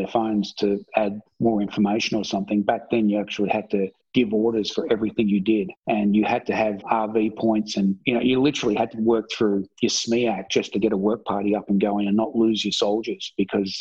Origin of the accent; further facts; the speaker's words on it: Victoria, Australia; moved away; I'm originally from Victoria.